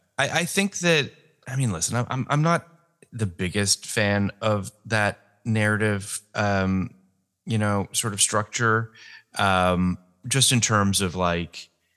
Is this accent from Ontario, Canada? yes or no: yes; Toronto, Ontario, Canada; I'm from Toronto, yes.